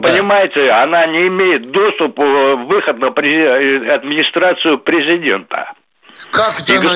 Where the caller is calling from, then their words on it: Saint Petersburg, Russia; в настоящее время из Санкт-Петербурга.